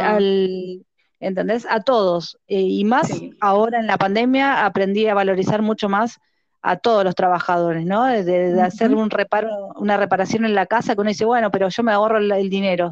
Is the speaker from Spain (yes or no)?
no; Argentina; Nosotros somos guías de la República Argentina